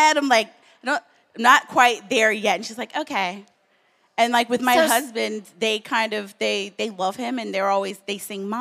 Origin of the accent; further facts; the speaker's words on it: the South, United States; now in New York, United States; I grew up in the South